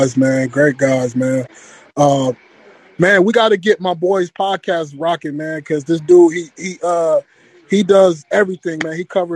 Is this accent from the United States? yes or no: yes; Canton, Ohio, United States; now in Minnesota, United States; I live in Minnesota right now, but I'm from Canton, man. I'm from Canton, Ohio.